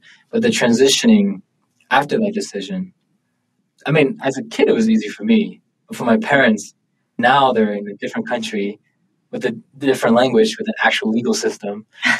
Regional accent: Buffalo, New York, United States; born or raised there; also born or lived in Thailand; now in Provo, United States

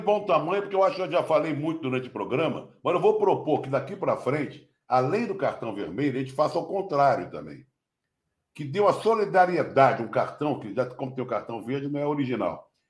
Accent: Rio de Janeiro, Brazil; eu como carioca

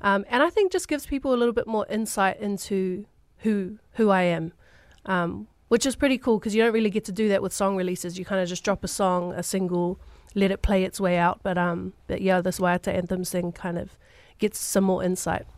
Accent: Auckland, New Zealand; I grew up in South Auckland.

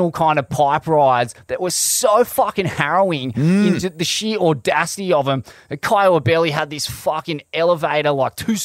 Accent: Australia; an Australian surfer

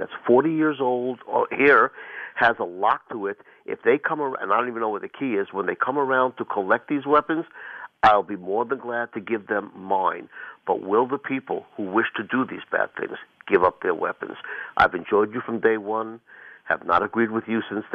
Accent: New York, United States; although I was born in New York and lived in New York

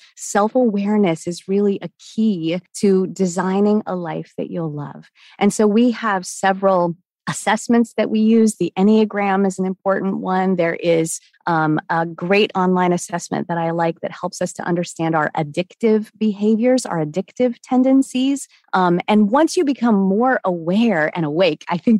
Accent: Washington, United States; now in Charlotte, United States; I'm in Charlotte, North Carolina. I grew up in Washington State

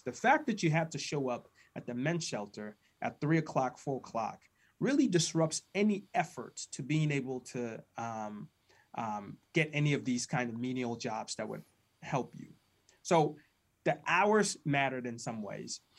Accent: Ghana; now in United States; I was born and raised in Ghana, West Africa

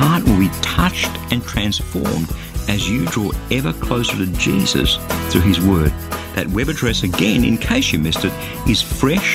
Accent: Australia; being an Australian

